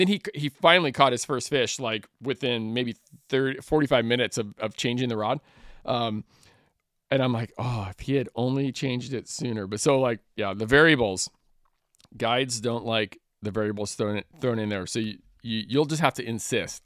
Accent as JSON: {"language": "English", "region": "Northern California", "country": "United States", "tie": "born or raised there", "said": "growing up in Northern California"}